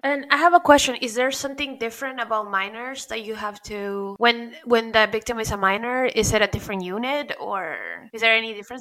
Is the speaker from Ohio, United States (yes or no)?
no; Pembroke Pines, Florida, United States; now in New York, United States; I grew up in Pembroke Pines, Florida, where nothing really happens and people don't even lock their doors. But then after moving to New York